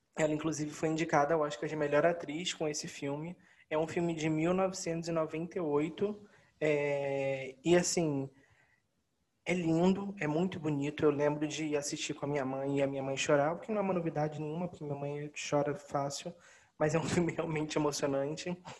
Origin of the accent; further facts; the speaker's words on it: Rio de Janeiro, Brazil; nós que somos daqui do Rio de Janeiro